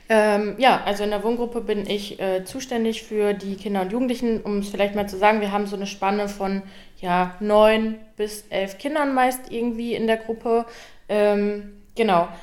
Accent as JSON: {"language": "German", "town": "Minden", "region": "North Rhine-Westphalia", "country": "Germany", "said": "ich komme auch direkt hier aus Minden"}